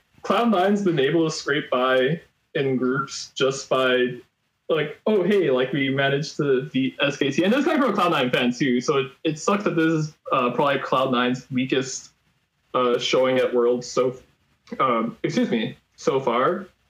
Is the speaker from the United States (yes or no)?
yes; Staten Island, New York, United States; Yeah, I'm from the least bright part of New York. I'm actually from Staten Island, so I kind of explained some of that nuclear takes.